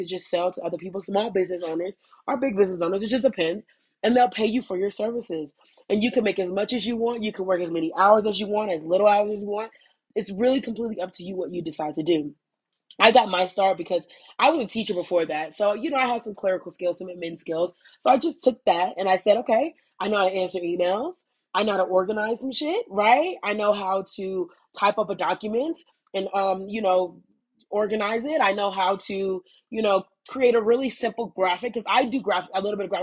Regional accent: United States; moved away; I am an American, if you can't tell. I am an American

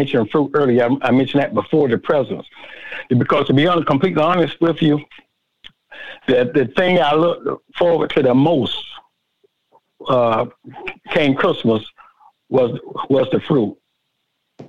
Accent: Willacoochee, Georgia, United States; here in my hometown, Willacoochee

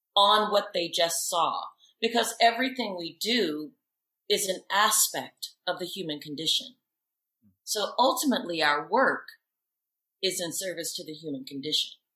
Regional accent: Alabama, United States; growing up in Alabama is people were very authentic to who they were

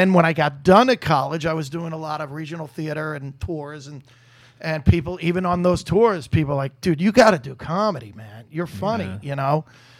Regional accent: New York, United States; I'm from New York.

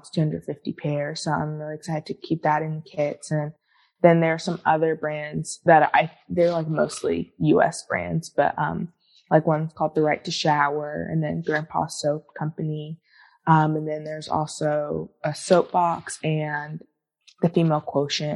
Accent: Atlanta, Georgia, United States; now in Los Angeles, United States; I grew up in Atlanta, so Atlanta, Georgia

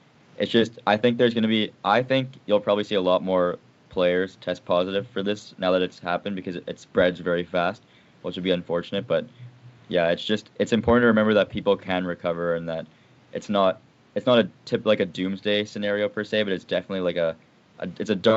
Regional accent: Winnipeg, Manitoba, Canada; I'm from Winnipeg

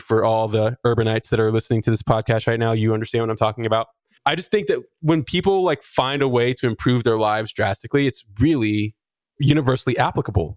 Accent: Texas, United States; I'm from Texas

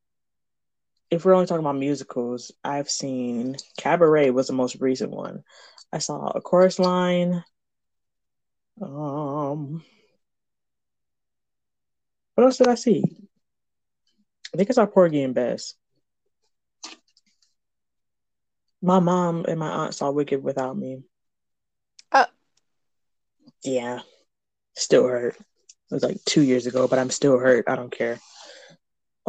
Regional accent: Michigan, United States

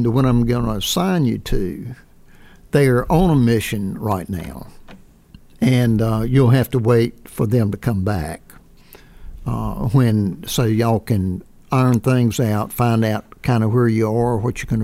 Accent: Zebulon, North Carolina, United States; Zebulon, North Carolina, my hometown

